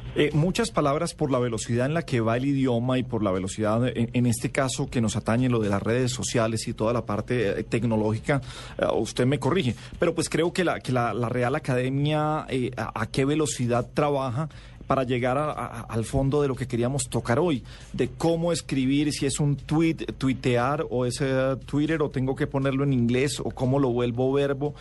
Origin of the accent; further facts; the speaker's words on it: Colombia; somos comafóbicos los colombianos